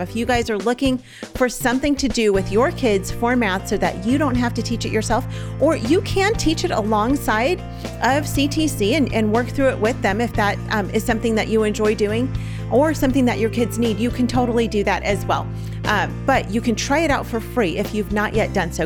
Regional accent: California, United States; now in Oklahoma, United States; we're from California.

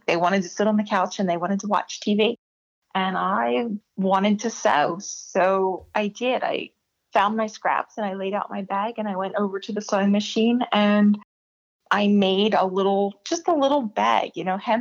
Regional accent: New Jersey, United States; also born or lived in Atlantic City, New Jersey; I was born in the Atlantic City Hospital. So I grew up in South Jersey

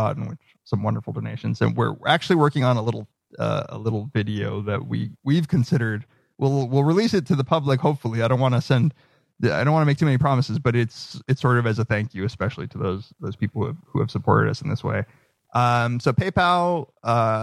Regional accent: Argentina; I was born in Argentina

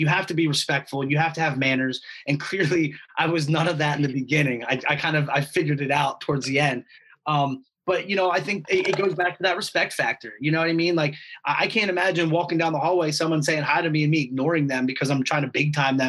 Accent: Stone Harbor, New Jersey, United States; Like my dad has a house in Stone Harbor. I grew up in Stone Harbor, so I'm very familiar with that.

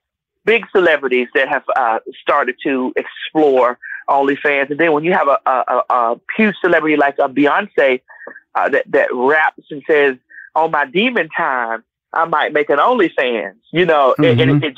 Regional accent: Miami, Florida, United States; now in Conyers, United States

